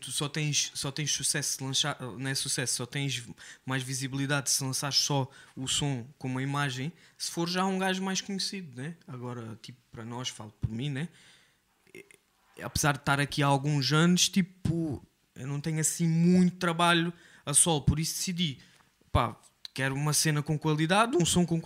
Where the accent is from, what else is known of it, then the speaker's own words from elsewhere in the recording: Quarteira, Algarve, Portugal; Sim, eu cresci, eu cresci em Corteira, yeah. Eu cresci em Quarteira, uh, minha mãe não é, não, é, não é portuguesa, mas eu cresci em Quarteira porque a minha mãe veio para, para Portugal muito cedo e sim, eu cresci num bairro social que é Checul